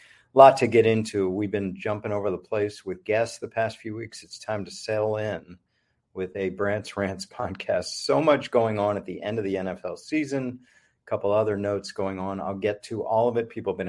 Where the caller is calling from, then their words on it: Miami, Florida, United States; I come to you from Miami.